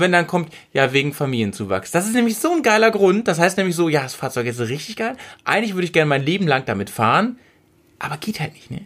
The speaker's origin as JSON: {"language": "German", "town": "Sülbeck", "region": "Lower Saxony", "country": "Germany", "tie": "born or raised there", "also_born_or_lived": "Bremen", "moved": "yes", "said": "mein Heimatdorf, von wo wir gestartet sind, das ist gleich, das ist, also Nienstedt ist so eine 3000 Seelen Gemeinde, ne? Ja. Und ich so, ich komme aus dem Unterteil von Nienstedt, aus Sülbeck."}